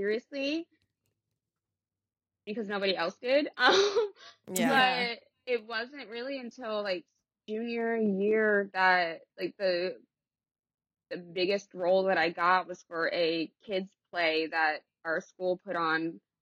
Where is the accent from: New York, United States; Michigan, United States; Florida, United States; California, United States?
California, United States; Los Angeles; moved away as an adult; also born or lived in England; I grew up in the Valley. I grew up in San Fernando Valley